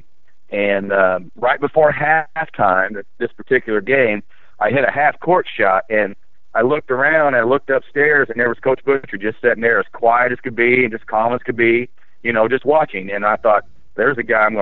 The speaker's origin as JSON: {"language": "English", "town": "Loogootee", "region": "Indiana", "country": "United States", "tie": "born or raised there", "said": "I was born right here in Lagodi"}